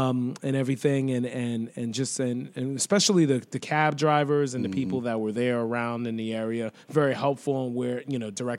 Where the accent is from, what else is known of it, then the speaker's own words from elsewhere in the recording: New York City, New York, United States; I grew up there in Lefrak City, Regal Park area.